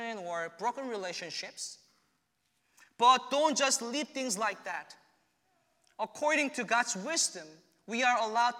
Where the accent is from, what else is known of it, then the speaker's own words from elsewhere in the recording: South Korea; moved away as an adult; returning to my home country.